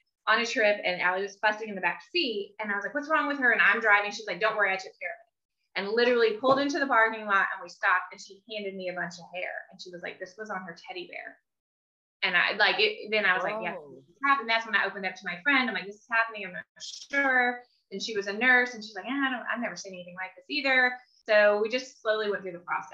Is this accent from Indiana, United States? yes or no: yes; Indiana, United States; moved away as an adult; now in California, United States; We're originally from Indiana, just a little backstory. So I'm in California, my family, everyone I know is in Indiana